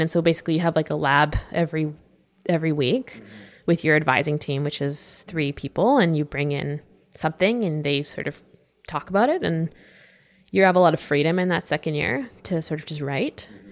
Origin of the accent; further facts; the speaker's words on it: Vancouver, British Columbia, Canada; I'm from Vancouver